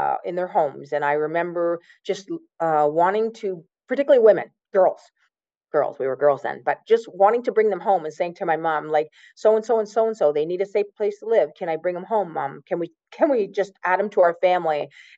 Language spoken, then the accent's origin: English; Woodslee, Ontario, Canada; I grew up in the county. I grew up in Woodsley, the big town of Woodsley in the county